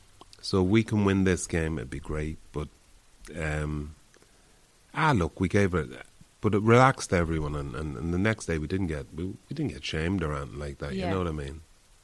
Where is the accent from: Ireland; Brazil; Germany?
Ireland; I'm Irish